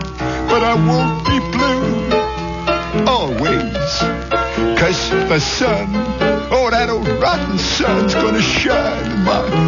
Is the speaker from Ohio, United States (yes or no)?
no; Chicago, Illinois, United States; Yeah, I'm from Chicago. That wind blows cold down State Street, whistles along Randolph